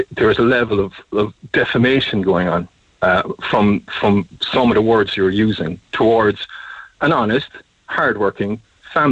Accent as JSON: {"language": "English", "country": "Ireland", "said": "as an Irish person"}